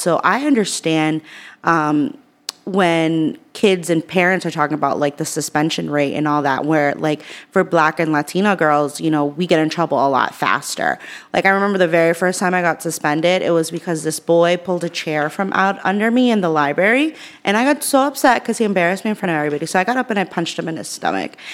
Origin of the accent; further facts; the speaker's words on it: Worcester, Massachusetts, United States; growing up in Worcester, I have a s, I had a single mom.